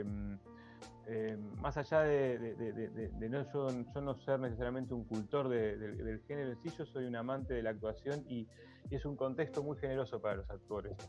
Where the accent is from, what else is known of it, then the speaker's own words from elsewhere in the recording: La Plata, Buenos Aires Province, Argentina; yo soy platense y aquí formé